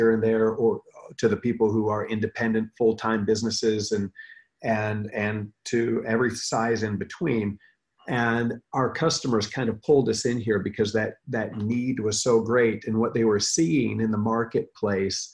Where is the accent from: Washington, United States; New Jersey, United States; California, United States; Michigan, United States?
Michigan, United States; I grew up in Michigan